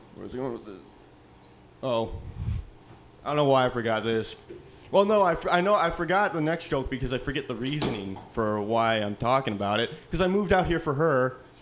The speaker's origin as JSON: {"language": "English", "region": "Midwest", "country": "United States", "moved": "yes", "lives_now": "California, United States", "said": "I come from the Midwest"}